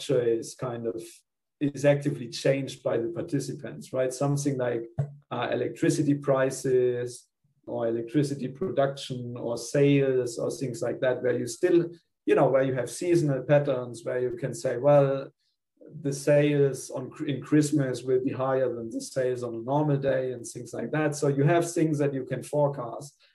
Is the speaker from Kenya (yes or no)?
no; Germany; moved away as an adult; also born or lived in Spain / Melbourne, Australia; now in Australia; I'm originally from Germany. So I did my undergrad in Germany.